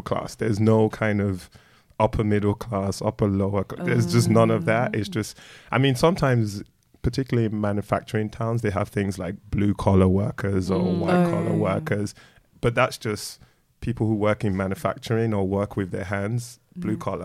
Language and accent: English; London, United Kingdom; also born or lived in Nigeria / Croydon; I grew up in Streatham, which is very multicultural.